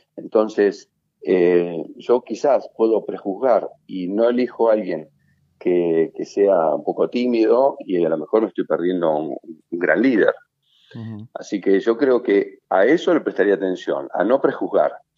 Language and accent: Spanish; Argentina; nosotros como argentinos, eh, por ser tan extrovertidos